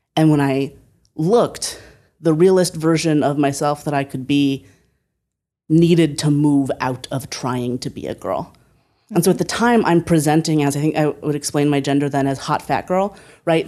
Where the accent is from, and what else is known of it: Northeast Ohio, United States; born or raised there; moved away as an adult; also born or lived in Berkeley